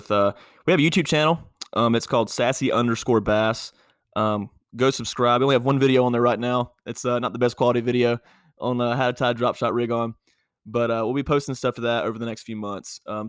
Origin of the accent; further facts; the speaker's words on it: Norwood, North Carolina, United States; I'm from North Carolina. Shout out to Norwood, North Carolina.